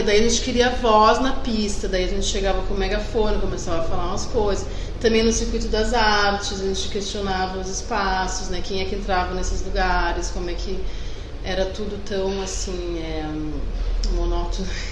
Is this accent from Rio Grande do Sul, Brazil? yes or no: yes; Rio Grande do Sul, Brazil; accent: gaúcho; eu tenho um sotaque de gaúcho